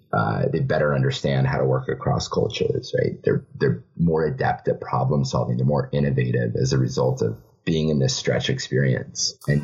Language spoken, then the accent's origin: English; Kenya; my home country of Kenya